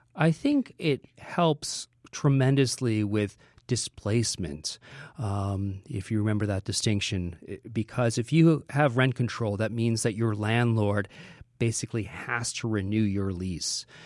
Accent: Chicago, Illinois, United States; moved away as an adult; now in New York, United States; growing up in Chicago in the seventies and the eighties

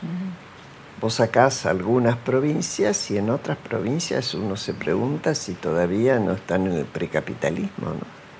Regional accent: Argentina

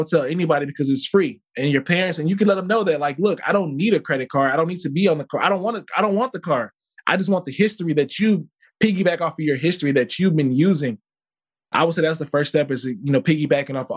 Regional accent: Chicago, Illinois, United States; moved away as an adult; also born or lived in Mississippi; I grew up in Chicago

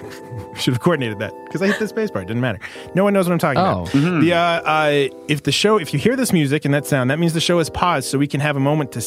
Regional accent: Maryland, United States; I'm from Maryland.

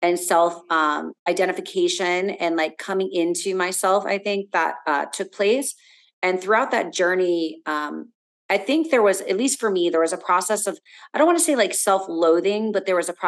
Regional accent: South Florida, United States; growing up in South Florida, it was very easy, you know, being around here

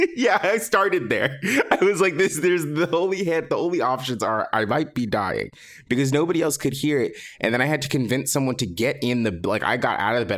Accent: Los Angeles, California, United States; I did grow up here, born and raised in Los Angeles

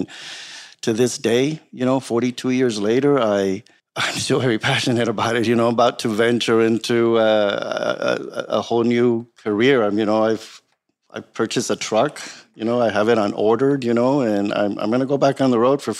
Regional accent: San Diego, California, United States; also born or lived in Tijuana, Mexico; I was born in Tijuana, Mexico, you know, and I grew up in San Ysidro for most of my life.

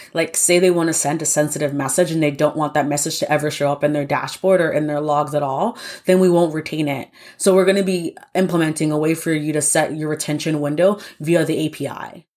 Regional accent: New York, United States; Born and raised in New York

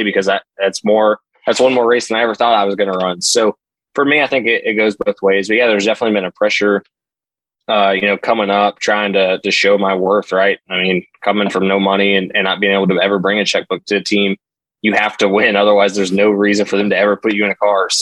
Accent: Southern Indiana, United States; moved away as an adult; I grew up in Southern Indiana

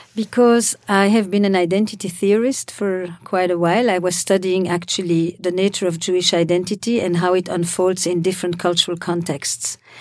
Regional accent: Belgium; moved away; also born or lived in Israel; I come from Belgium

